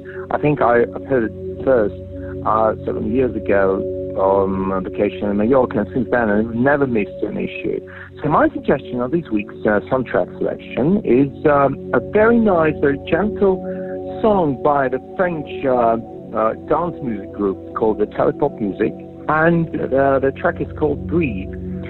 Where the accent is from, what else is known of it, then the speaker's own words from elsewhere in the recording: Moscow, Russia; I'm from Moscow, Russia.